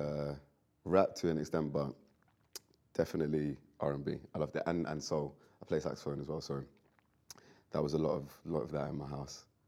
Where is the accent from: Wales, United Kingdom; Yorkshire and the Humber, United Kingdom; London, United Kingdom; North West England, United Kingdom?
London, United Kingdom; I'm from London. I've grown up in it